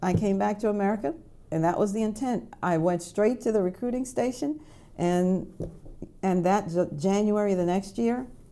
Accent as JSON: {"language": "English", "country": "Jamaica", "moved": "yes", "lives_now": "United States", "said": "I was a Jamaican. I was a Jamaican citizen."}